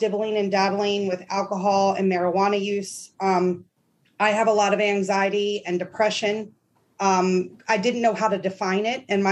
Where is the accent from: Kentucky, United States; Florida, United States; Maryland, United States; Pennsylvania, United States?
Maryland, United States; I grew up in Maryland